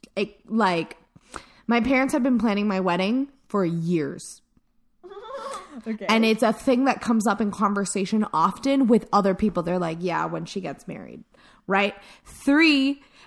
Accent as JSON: {"language": "English", "country": "El Salvador", "said": "I'm from El Salvador"}